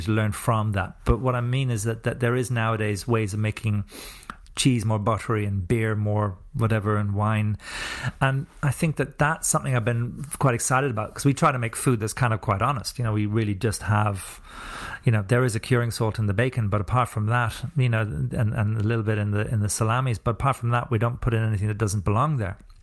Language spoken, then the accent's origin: English; Ireland; also born or lived in New Zealand